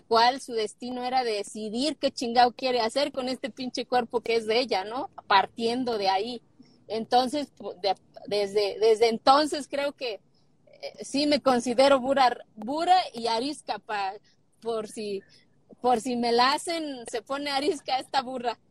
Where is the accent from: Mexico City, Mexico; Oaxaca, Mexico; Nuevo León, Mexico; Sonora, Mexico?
Oaxaca, Mexico; moved away; cuando tenía 27 años quise ser presidenta municipal de mi pueblo.